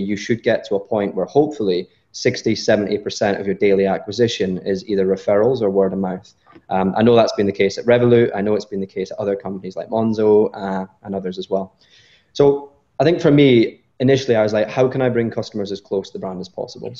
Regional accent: Scotland, United Kingdom; I'm Scottish.

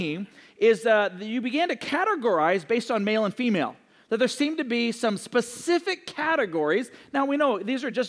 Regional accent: Seattle, Washington, United States; also born or lived in Johnson City, Tennessee; I was raised in Seattle

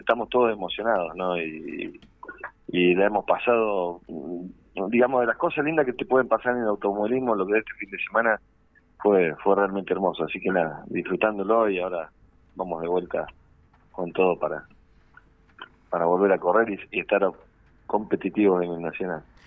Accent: Neuquén, Argentina; en mi tierra

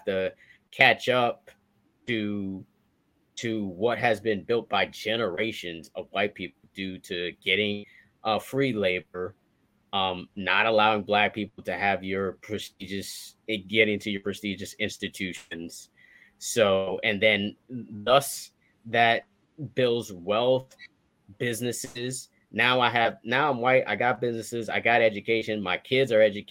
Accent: Miami, Florida, United States; we Haitian. We grew up in Miami

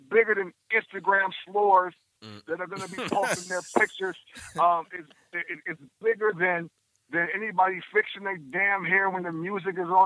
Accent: Illinois, United States; I'm from Illinois

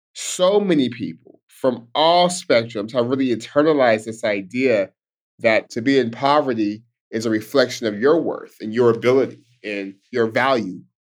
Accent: Stockton, California, United States; I'm born and raised in Stockton, California, Stockton's home

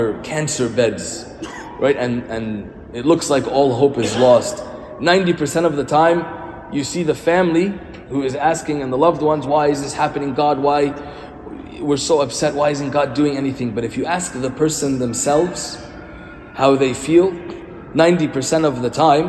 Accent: Egypt; we are from Egypt

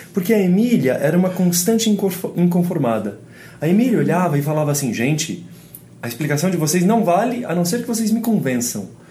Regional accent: Brazil; eu nasci aqui no Brasil

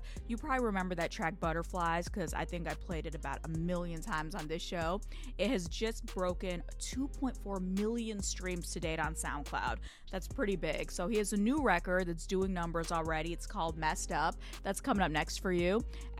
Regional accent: Michigan, United States; my home state of Michigan.

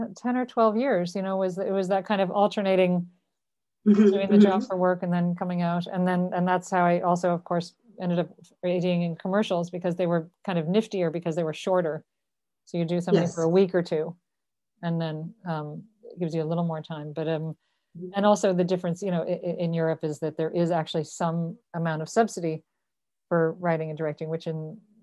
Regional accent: Dublin, Leinster, Ireland; moved away as an adult; also born or lived in New York / Los Angeles; I was born in Dublin and I grew up here

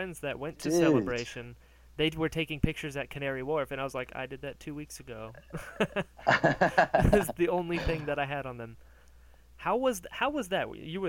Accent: United States; Maybe because I'm American

